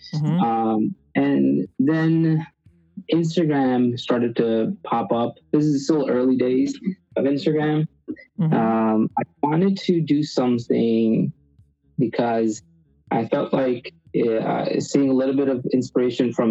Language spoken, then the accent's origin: English; New York City, New York, United States; also born or lived in India; I was born in India, raised in Queens, New York, where I've been most of my life, about 20-something years now